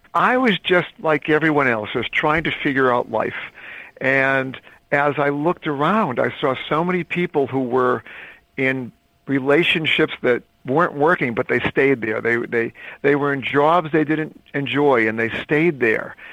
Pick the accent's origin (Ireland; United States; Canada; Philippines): United States; Northeast; also born or lived in Caribbean; I was brought up in the Northeast.